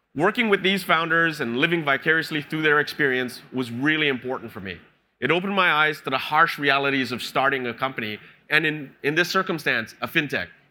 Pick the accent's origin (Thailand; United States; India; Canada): Canada; moved away as an adult; now in Singapore; I'm Canadian